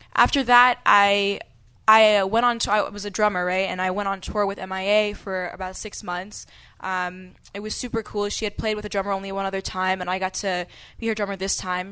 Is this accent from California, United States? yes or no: no; New York City, New York, United States; moved away; also born or lived in Washington, D.C.; I grew up in New York City